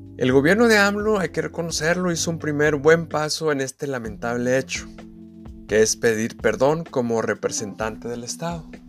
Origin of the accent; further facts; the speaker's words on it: Saltillo, Coahuila, Mexico; moved away; mi ciudad natal, Saltillo, aunque yo no vivía en ella por aquellos años